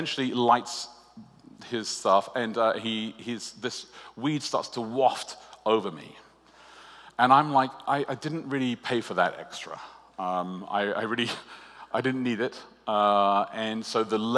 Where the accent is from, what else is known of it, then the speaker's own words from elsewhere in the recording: Australia; I'm Australian